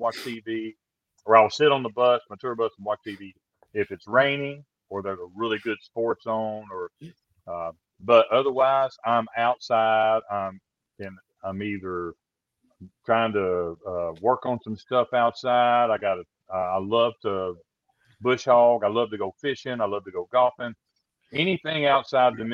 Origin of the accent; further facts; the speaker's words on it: Kentucky, United States; I growing up in Kentucky